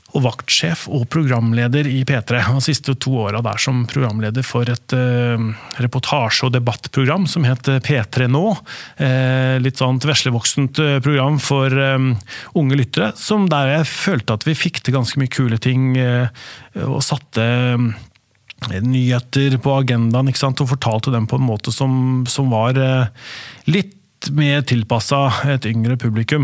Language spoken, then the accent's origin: Norwegian; Spydeberg, Østfold, Norway; also born or lived in Askim / Oslo; Der vokste jeg opp